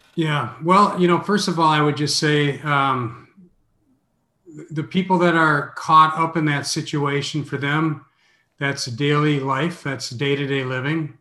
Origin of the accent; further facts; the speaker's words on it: Minneapolis, Minnesota, United States; moved away as an adult; also born or lived in Zagreb, Croatia / Sarajevo, Bosnia and Herzegovina / Canada; now in Orlando, United States; I'm from Minneapolis